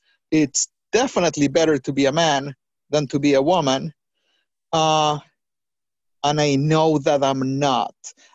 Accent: New York, United States; a brown girl growing up in the Heights in New York

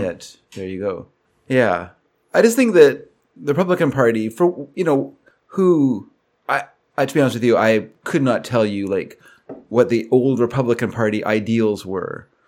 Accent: United States; moved away; I'm an American

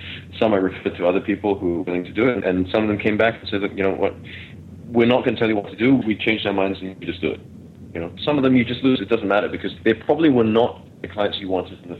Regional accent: Melbourne, Victoria, Australia; now in Malaysia; I grew up in Melbourne, but that was in the late mid-90s.

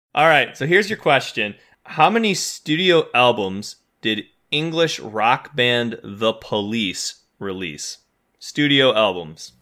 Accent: Midwest, United States; we grew up in the Midwest

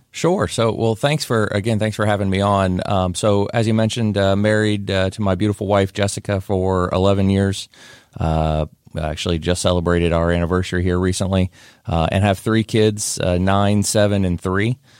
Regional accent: Whitehall, Ohio, United States; moved away as an adult; now in Pickerington, United States; I'm from Whitehall originally. Uh, and so grew up in Whitehall

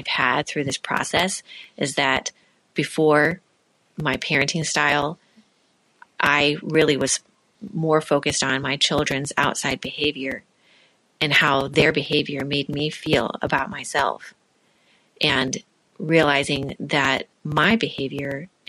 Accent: Illinois, United States; I'm from Illinois.

